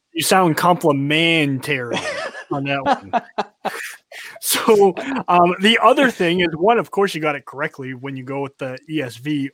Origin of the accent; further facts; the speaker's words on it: North Carolina, United States; I grew up in North Carolina. We don't have liberals here